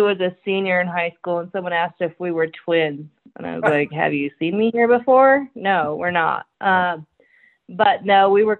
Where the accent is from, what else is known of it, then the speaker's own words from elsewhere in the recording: Laramie, Wyoming, United States; also born or lived in Dallas, Texas / South Dakota / Powell, Wyoming / Denver; I was born in Dallas, Texas, but raised in Laramie, Wyoming.